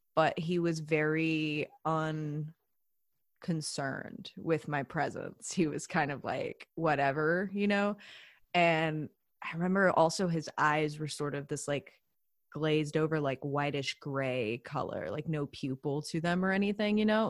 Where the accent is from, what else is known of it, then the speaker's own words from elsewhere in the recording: the South, United States; I'm also from the South, so I grew up going to church